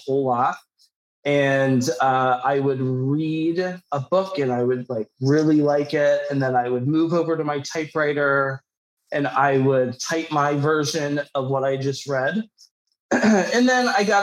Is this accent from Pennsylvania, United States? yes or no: yes; Pittsburgh, Pennsylvania, United States; also born or lived in New York City / Los Angeles; I'm from Pittsburgh originally.